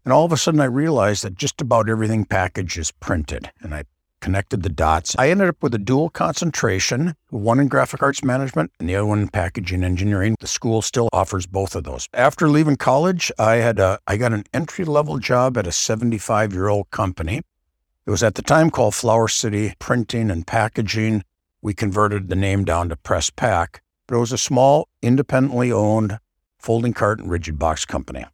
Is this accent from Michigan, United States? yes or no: no; Saint Paul, Minnesota, United States; I was born and raised in Saint Paul, Minnesota.